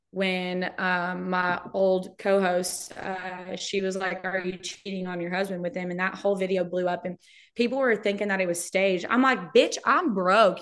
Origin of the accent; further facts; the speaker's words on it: Brownsboro, Texas, United States; moved away; my hometown is. It's Brownsboro. It's a suburb of Tyler